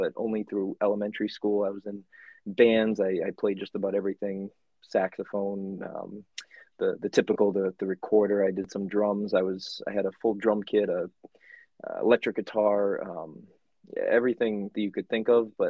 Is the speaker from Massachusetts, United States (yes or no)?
yes; Rowley, Massachusetts, United States; also born or lived in Dracut, Massachusetts / Connecticut; the small town part in Rowley, right next to Ipswich. And so I grew up there, been in Massachusetts my whole life.